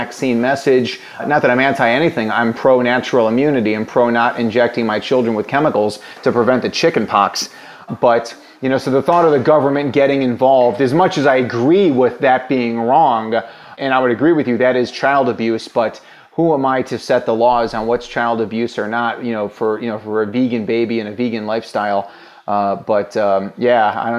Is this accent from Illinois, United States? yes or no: yes; Illinois, United States; my home state of Illinois